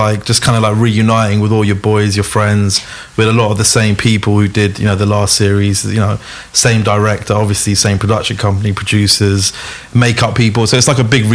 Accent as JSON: {"language": "English", "region": "London", "country": "United Kingdom", "said": "We're just kids from London"}